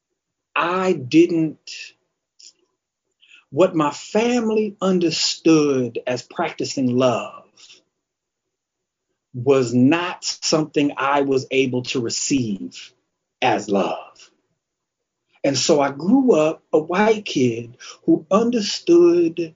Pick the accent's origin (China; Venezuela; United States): United States; Kalamazoo, Michigan; I'm originally from Kalamazoo, Michigan, which is a small city